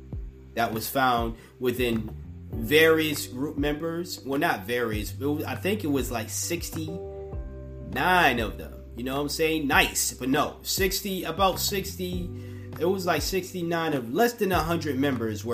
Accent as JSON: {"language": "English", "country": "United States", "said": "I'm speaking from the American standpoint once again. A pro-black, broke-ass, black American"}